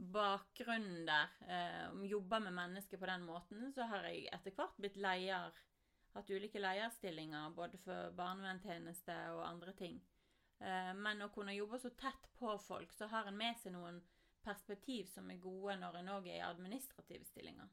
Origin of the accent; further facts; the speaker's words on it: Voss, Vestland, Norway; når jeg vokste opp på Voss